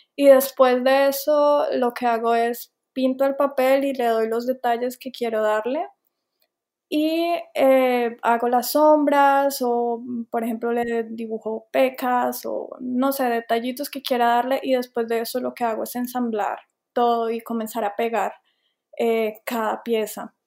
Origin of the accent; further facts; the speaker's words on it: Colombia; moved away as an adult; also born or lived in Bogotá / Savannah, United States; now in United States; yo soy colombiana